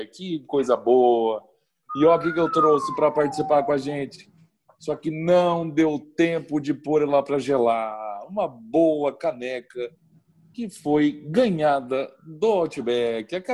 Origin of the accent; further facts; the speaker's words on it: Marília, São Paulo, Brazil; vim de Marília mesmo.